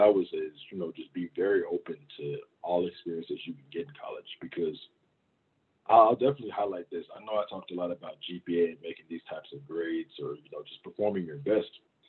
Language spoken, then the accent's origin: English; Baton Rouge, Louisiana, United States; I grew up in Louisiana also. I got a whole lot of family in Baton Rouge, Louisiana. That's kind of like, that's where I really call home.